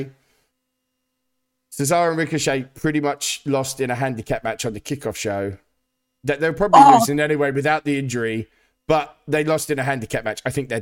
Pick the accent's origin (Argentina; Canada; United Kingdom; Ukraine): United Kingdom; As a British man